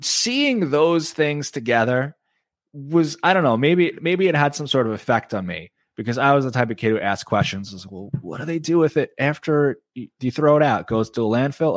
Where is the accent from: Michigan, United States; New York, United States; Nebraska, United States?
New York, United States; Oceanside; I grew up on Long Island, on Long Beach Road in Oceanside